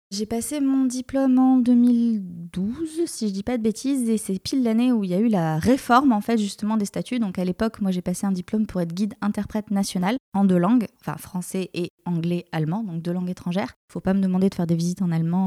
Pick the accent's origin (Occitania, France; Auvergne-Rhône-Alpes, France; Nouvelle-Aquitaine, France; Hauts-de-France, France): Nouvelle-Aquitaine, France; Bordeaux; moved away as an adult; also born or lived in Mont-Saint-Michel / Rennes; je suis de Bordeaux mon copain, ma famille, tout le monde est à Bordeaux